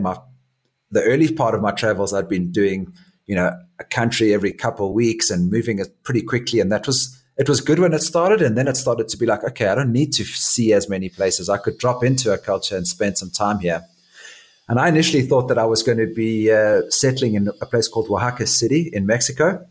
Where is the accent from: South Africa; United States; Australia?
South Africa; Johannesburg, Gauteng; moved away as an adult; also born or lived in Durban, South Africa; I was born in Durban in South Africa, and when we were young, our family moved to a place called Johannesburg